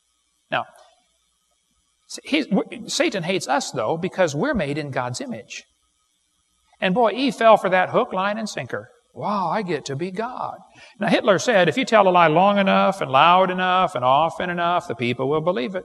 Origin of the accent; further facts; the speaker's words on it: East Peoria, Illinois, United States; moved away; also born or lived in Florida; when I was about 6 years old, I was raised in East Peoria, Illinois.